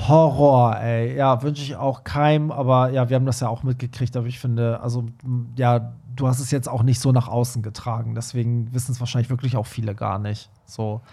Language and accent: German; Iran; moved away; Ich als Iraner